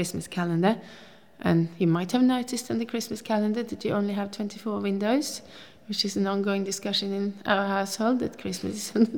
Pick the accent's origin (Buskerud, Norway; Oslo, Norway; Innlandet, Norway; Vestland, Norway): Oslo, Norway; English is a second language; moved away as an adult; also born or lived in Oppegård / London; now in Tasmania, Australia; I grew up in Oslo. I'm born and bred in Oslo.